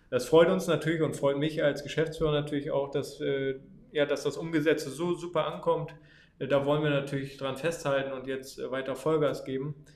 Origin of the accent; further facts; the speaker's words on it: Oldenburg, Lower Saxony, Germany; born there; äh, bin 24 Jahre alt, bin gebürtiger Oldenburger